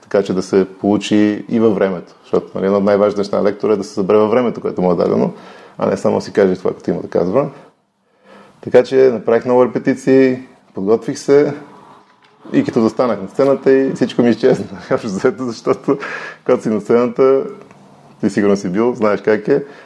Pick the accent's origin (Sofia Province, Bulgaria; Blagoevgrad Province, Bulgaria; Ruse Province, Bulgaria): Sofia Province, Bulgaria; Bozhurishte; also born or lived in Ihtiman; Траса съм в Божурище, което се намира до София